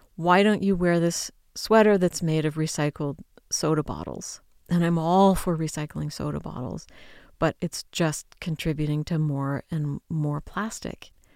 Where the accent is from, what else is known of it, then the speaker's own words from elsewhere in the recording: United States; I'm an American.